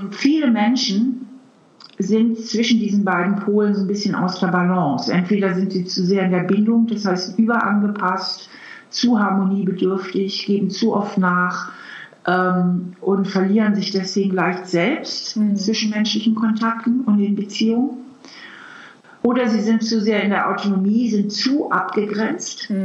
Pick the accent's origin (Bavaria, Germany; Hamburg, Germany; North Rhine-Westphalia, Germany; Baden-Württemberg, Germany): Hamburg, Germany; now in Trier, Germany; Eigentlich komme ich auch aus Hamburg. Ich bin ja Hamburgerin.